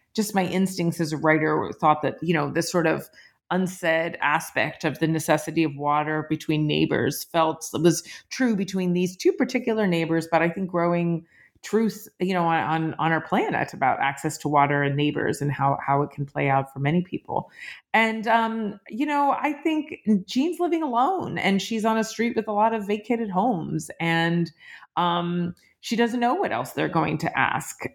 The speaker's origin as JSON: {"language": "English", "region": "Appalachia", "country": "United States", "tie": "born or raised there", "moved": "yes", "said": "I grew up Jewish in Appalachia"}